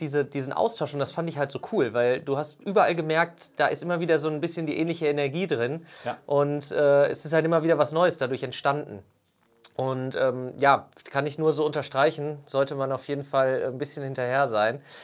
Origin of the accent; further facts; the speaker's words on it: Sauerland, North Rhine-Westphalia, Germany; moved away; ich bin so zurück ins Sauerland gekommen